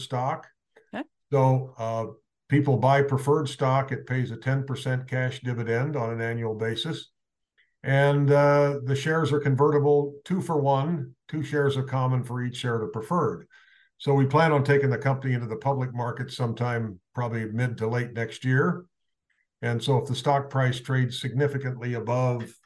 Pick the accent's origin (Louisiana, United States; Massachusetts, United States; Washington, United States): Washington, United States; Spokane; moved away as an adult; also born or lived in Idaho; now in California, United States; I was born and raised in Spokane